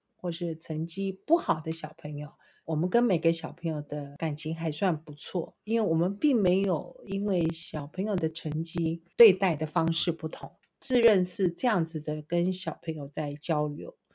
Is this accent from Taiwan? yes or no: yes; Taiwan; 我们台湾话叫做什么